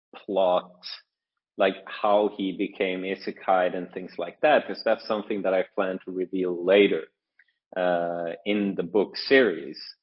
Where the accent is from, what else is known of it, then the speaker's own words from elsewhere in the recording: Norway; moved away as an adult; now in Shanghai, China; I'm from Norway, um, but I'm currently uh, currently in Shanghai